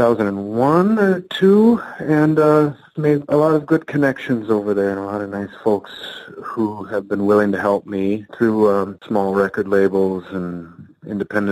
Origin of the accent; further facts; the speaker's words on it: Austin, Minnesota, United States; now in Duluth, United States; I was raised in Austin, Minnesota, which is at the southern part of the state where the accent isn't quite as thick